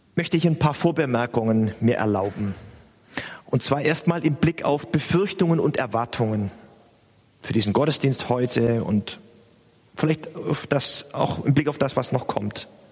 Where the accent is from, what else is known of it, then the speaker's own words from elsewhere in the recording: Stuttgart, Baden-Württemberg, Germany; now in Hamburg, Germany; ich bin in Stuttgart aufgewachsen